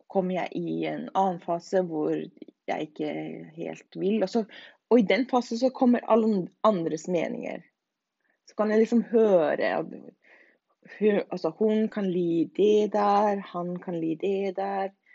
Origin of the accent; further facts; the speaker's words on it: Norway; now in Denmark; Alle dansker vil jo si at jeg er norsk